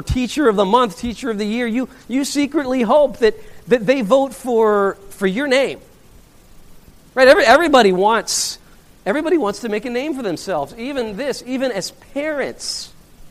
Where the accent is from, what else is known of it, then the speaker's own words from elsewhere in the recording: Laramie, Wyoming, United States; moved away; I grew up in Laramie, Wyoming